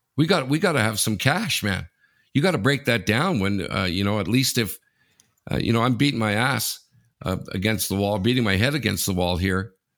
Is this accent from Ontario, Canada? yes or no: yes; Sudbury, Ontario, Canada; moved away; I'm from Sudbury